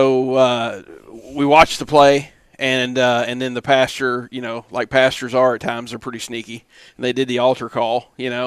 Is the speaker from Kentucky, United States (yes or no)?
yes; Kentucky, United States; now in Florida, United States; I'm from Kentucky. Been in Florida since 2004